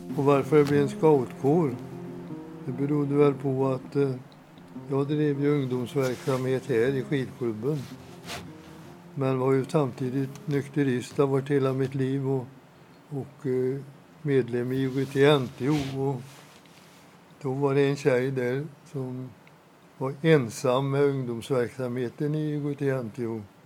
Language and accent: Swedish; Åmål, Västra Götaland, Sweden; moved away as an adult; now in Dals-Ed, Sweden; jag var scout i Åmål. Där jag växte upp eh, redan som åttaåring.